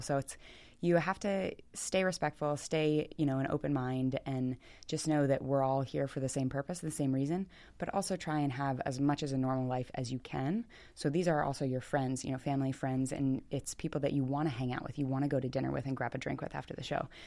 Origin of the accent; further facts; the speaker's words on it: Millersville, Maryland, United States; also born or lived in Baltimore, Maryland / Pasadena, Maryland; I grew up around Smyrna Park and, uh, did gymnastics like Darksiders. It's right over, um, in Millersville.